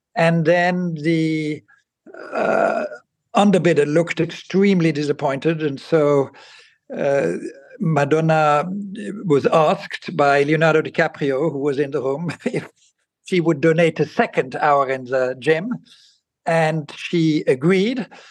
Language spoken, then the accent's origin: English; Basel, Basel-Stadt, Switzerland; moved away; I grew up in Basel in Switzerland